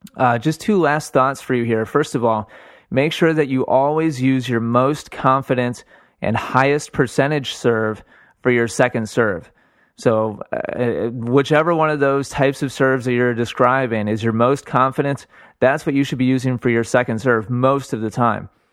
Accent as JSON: {"language": "English", "town": "Milwaukee", "region": "Wisconsin", "country": "United States", "moved": "yes", "said": "I'm from Milwaukee originally"}